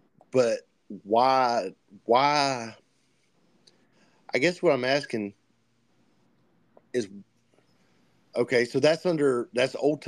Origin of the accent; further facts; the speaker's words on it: United States; as an American Christian